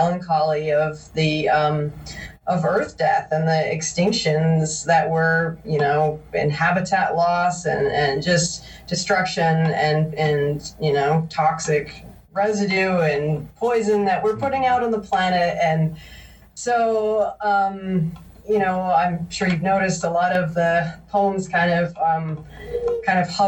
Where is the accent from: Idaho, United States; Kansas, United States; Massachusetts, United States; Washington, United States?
Massachusetts, United States; moved away; I'm actually originally from Massachusetts